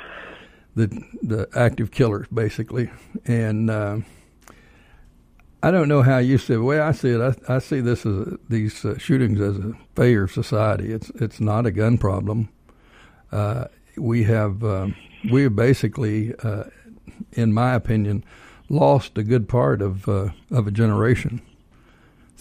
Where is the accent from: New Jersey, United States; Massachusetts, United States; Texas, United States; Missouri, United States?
Texas, United States; now in Georgia, United States; I'm from Texas